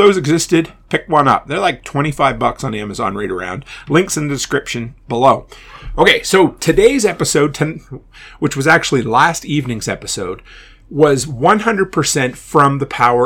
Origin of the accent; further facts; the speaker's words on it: Nova Scotia, Canada; moved away; I'm originally from Nova Scotia